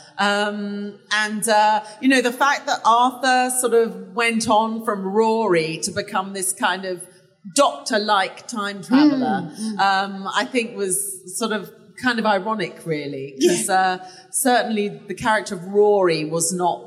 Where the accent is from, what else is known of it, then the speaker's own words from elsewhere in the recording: England, United Kingdom; I'm English